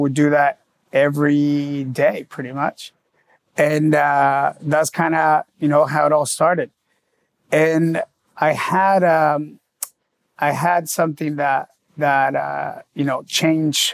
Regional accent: San Diego, California, United States; moved away as an adult; also born or lived in Los Angeles; now in Miami, United States

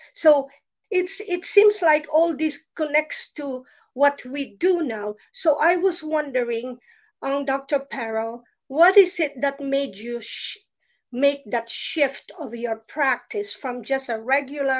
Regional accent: Philippines; when I was still a child growing up in the Philippines

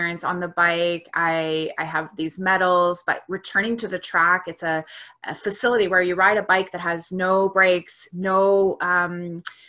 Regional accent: Canada; So I am a Canadian. I am a 42-year-old woman living outside of Toronto, Canada

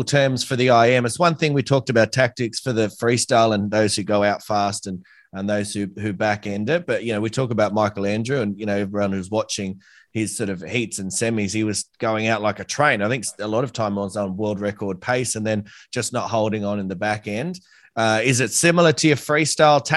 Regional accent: Australia; I'm an Aussie

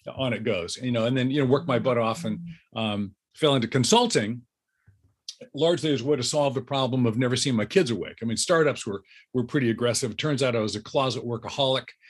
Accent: Southern California, United States; I grew up in Southern California

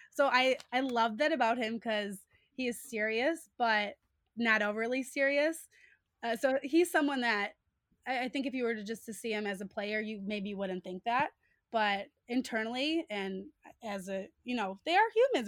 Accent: Chicago, Illinois, United States; also born or lived in Iowa City, Iowa; I'm from Chicago. We have such a rich sports history

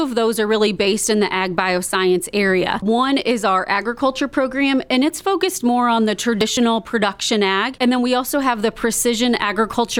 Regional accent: Northwest Indiana, United States; I grew up in Northwest Indiana on a small farm

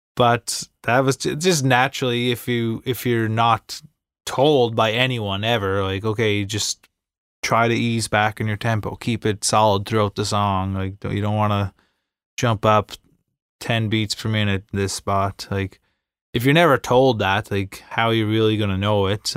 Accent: Inverness, Nova Scotia, Canada; I'm from Cape Breton Island

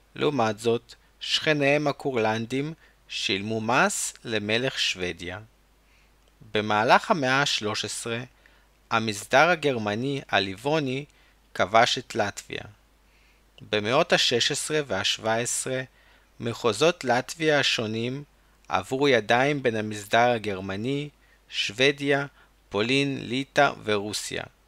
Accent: Chernivtsi, Chernivtsi Oblast, Ukraine; צ'רנוביץ, העיר שבה נולדתי

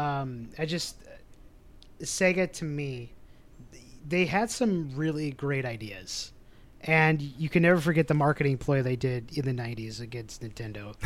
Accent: Midwest, United States; we're from the Midwest

